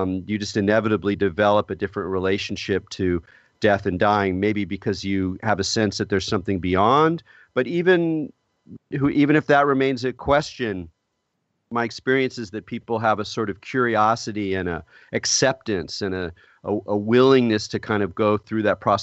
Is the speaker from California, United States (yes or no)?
yes; California, United States; moved away as an adult; also born or lived in New York City; I'm from California